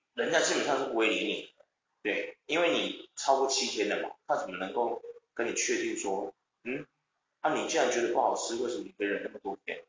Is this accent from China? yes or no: no; Taiwan; 是不是因为我们台湾人的教育受到了一些问题